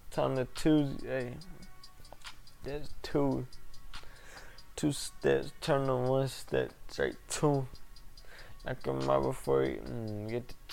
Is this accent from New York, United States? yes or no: no; St. Louis, Missouri, United States; I'm from St. Louis. My mother's from Cali, got that Western influence.